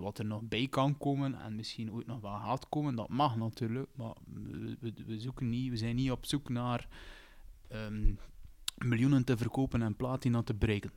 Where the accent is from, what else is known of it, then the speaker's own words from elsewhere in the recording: Roeselare, Flanders, Belgium; we zijn met drie van Roeselaar